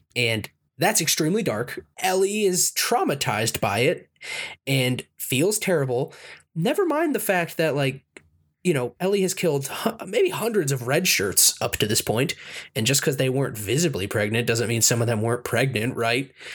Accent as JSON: {"language": "English", "country": "United States", "said": "I'm an American"}